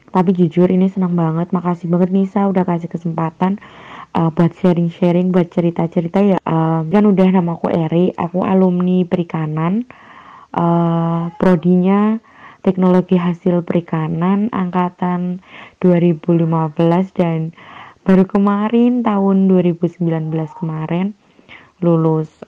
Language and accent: Indonesian; Temanggung, Central Java, Indonesia; jadi asalku dari Temanggung Jawa Tengah tahu Temanggung nggak ya sekitar dua jam lah kalau dari Jogja dekat Magelang